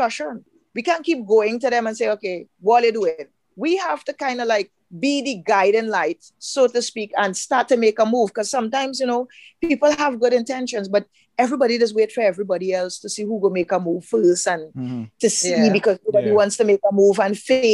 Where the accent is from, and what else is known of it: Trinidad & Tobago